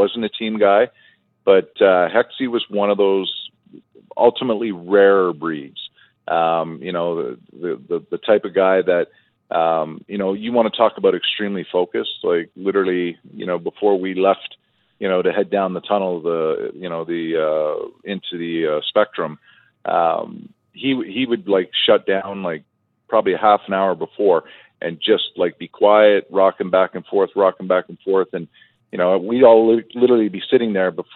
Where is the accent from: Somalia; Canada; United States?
Canada; Toronto, Ontario; my younger brother played with Eric growing up in Toronto, you know, in our minor hockey, you know, circles